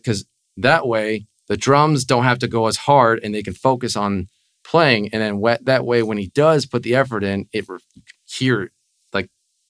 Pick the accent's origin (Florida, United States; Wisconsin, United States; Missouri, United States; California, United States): Florida, United States; Coral Springs; also born or lived in Fort Lauderdale; I live in Fort Lauderdale, but I grew up in Coral Springs, going to like to Taravella High School and stuff.